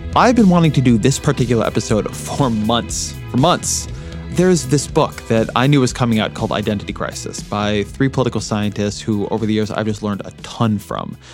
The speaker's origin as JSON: {"language": "English", "region": "California", "country": "United States", "moved": "yes", "lives_now": "Washington, D.C., United States", "said": "I'm originally Californian, I live in Washington, D C"}